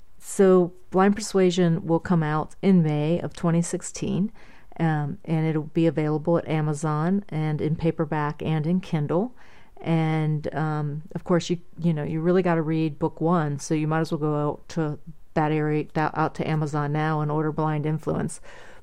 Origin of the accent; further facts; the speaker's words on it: Middletown, Ohio, United States; And I'll be having some in my hometown of Middletown, Middletown, Ohio, at various places there.